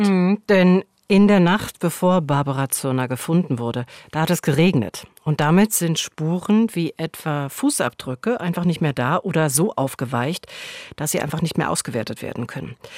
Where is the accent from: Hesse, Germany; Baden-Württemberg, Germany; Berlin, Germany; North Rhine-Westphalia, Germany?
Berlin, Germany; ich bin in Berlin Mitte groß geworden